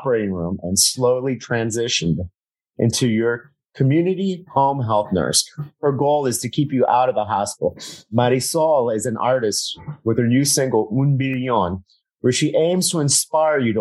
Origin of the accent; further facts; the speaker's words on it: South Florida, United States; growing up in South Florida